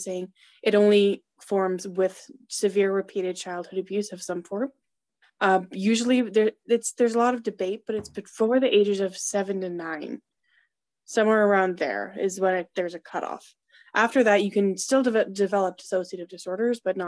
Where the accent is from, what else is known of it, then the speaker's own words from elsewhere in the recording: Canada; I'm from Canada